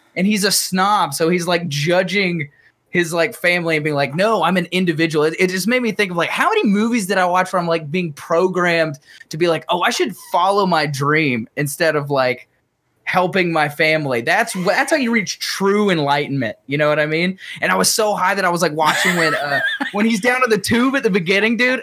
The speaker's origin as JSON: {"language": "English", "town": "Chattanooga", "region": "Tennessee", "country": "United States", "said": "We're from Chattanooga"}